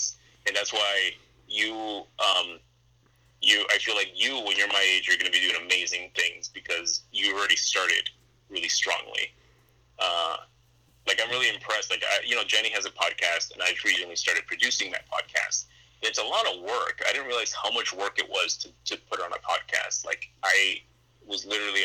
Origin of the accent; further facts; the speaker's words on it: Fort Lauderdale, Florida, United States; I grew up in Broward. I'm a Fort Lauderdale kid